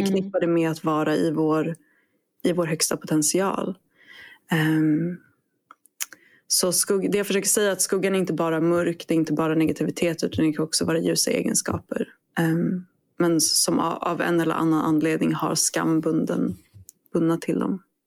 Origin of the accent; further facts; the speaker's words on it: Sweden; now in Australia; jag är svensk